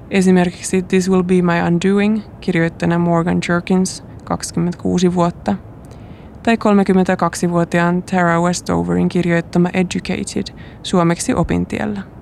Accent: Helsinki, Uusimaa, Finland; Tai kun katsoin äänestystuloksia etutöölön alueella, josta mä oon kotoisin, ja siellä Halla-aho suunnilleen kolmanneksi suosituin.

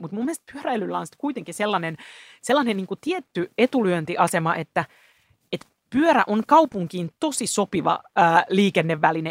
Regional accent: Helsinki, Uusimaa, Finland; Mä itse täältä kotosin, että siinä mielessä kuulun helsinkiläiseen vähemmistöön, syntyperäinen helsinkiläinen

